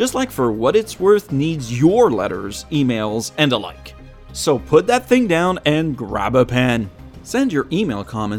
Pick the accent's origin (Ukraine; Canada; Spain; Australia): Canada; because I'm Canadian, French-Canadian